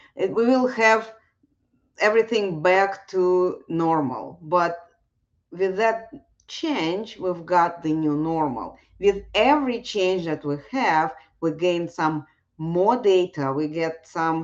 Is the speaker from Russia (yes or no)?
yes; Russia; moved away; I was growing up in Russia